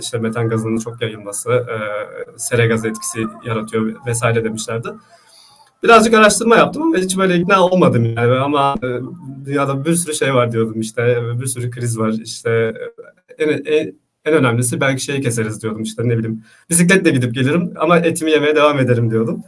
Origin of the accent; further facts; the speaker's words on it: Istanbul, Turkey; also born or lived in Grenoble, France; İstanbul doğumluyum, işte Anadolu Hisarı'nda yaşıyorum.